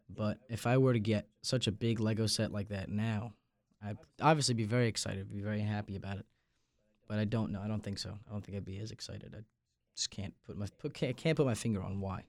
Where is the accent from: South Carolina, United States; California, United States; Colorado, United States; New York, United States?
New York, United States; Long Island; moved away as an adult; now in North Carolina, United States; I'm from Long Island, New York